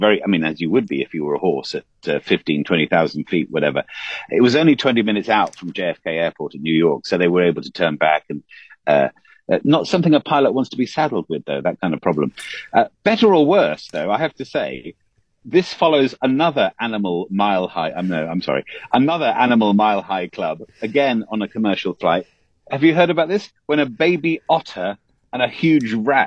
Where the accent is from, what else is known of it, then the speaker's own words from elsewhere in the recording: England, United Kingdom; As an Englishman